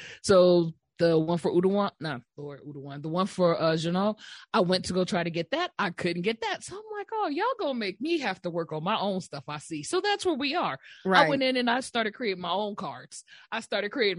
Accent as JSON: {"language": "English", "country": "United States", "said": "as an American"}